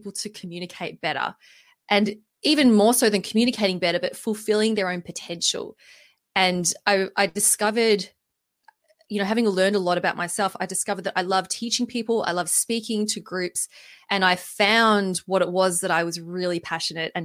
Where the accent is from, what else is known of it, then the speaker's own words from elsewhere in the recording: Melbourne, Victoria, Australia; moved away; I'm from Melbourne, proud Melbourneite, although I have lived in various places around the world.